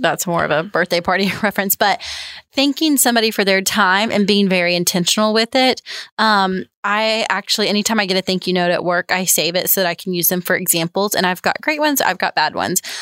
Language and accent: English; the South, United States; growing up in the South